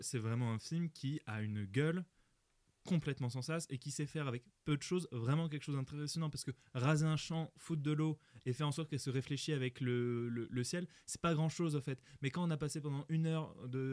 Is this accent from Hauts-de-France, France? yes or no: yes; Nord-Pas-de-Calais, Hauts-de-France, France; Je viens du Nord-Pas-de-Calais, moi